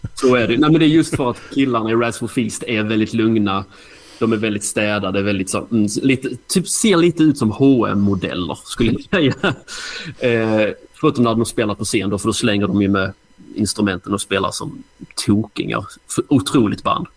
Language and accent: Swedish; Hässleholm, Skåne, Sweden; jag är från Hässleholm, så det kanske man hör på dialekten.